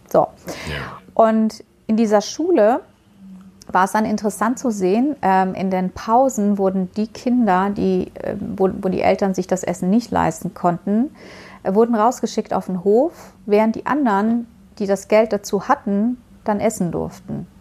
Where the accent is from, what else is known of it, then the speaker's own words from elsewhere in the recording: Baku, Azerbaijan; moved away; in meiner Heimat. Ähm, Mhm. Äh, weil ich, du weißt ja, ich komme aus der Ecke